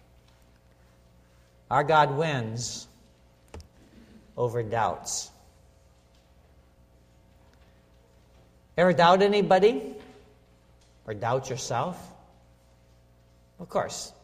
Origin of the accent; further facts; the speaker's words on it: Minnesota, United States; a little town that I grew up in Minnesota